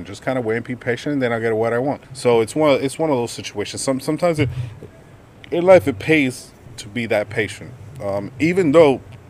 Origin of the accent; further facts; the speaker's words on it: United States; I am Dominican, but I was born here